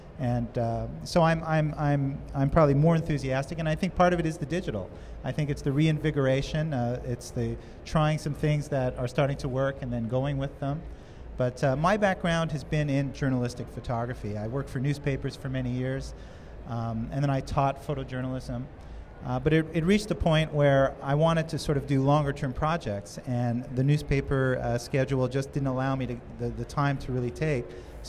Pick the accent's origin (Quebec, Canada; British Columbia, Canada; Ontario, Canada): Quebec, Canada; Montreal; I'm from Canada originally, but like you, I started out, I think I was 11 years old. And the enthusiasm that I felt in Montreal, I used to go to the roof of my apartment building and photograph planes and sunsets